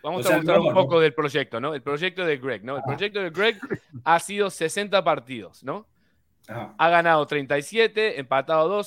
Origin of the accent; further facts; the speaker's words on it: Uruguay; y yo siendo un uruguayo